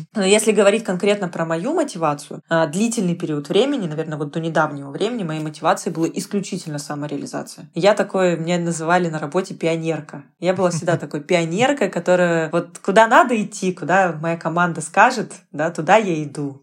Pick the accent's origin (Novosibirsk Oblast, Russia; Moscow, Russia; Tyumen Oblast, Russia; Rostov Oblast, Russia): Novosibirsk Oblast, Russia; Novosibirsk; я из Новосибирска